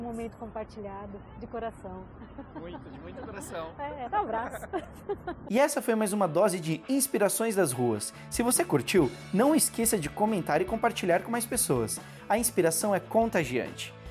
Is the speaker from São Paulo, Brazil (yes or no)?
yes; São Paulo, Brazil; Eu tenho 47 anos, sou de São Paulo